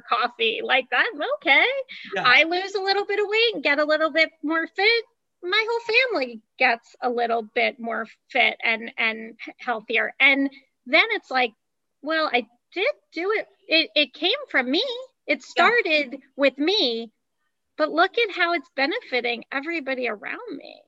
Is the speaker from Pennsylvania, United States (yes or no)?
no; New Jersey, United States; also born or lived in Ohio; We're in New Jersey, where I was raised.